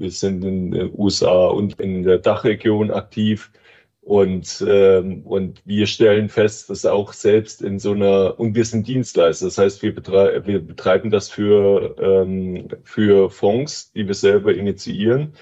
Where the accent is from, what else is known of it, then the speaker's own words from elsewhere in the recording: East Germany, Germany; moved away as an adult; now in Switzerland; Ich komme aus Ostdeutschland.